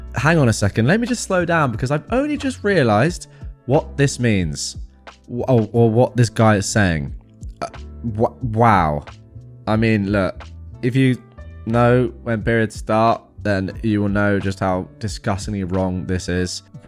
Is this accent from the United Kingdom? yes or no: yes; England, United Kingdom; I'm English